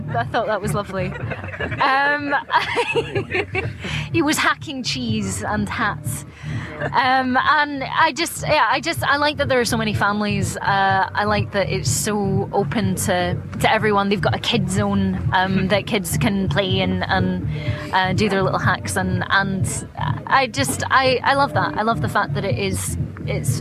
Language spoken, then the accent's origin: English; Scotland, United Kingdom; I'm from Scotland